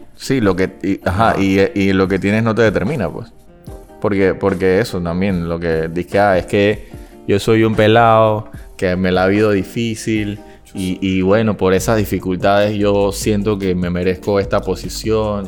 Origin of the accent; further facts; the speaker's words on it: Panama City, Panama; Todo el mundo lo que me conoce sabe que yo vengo de Panamá Viejo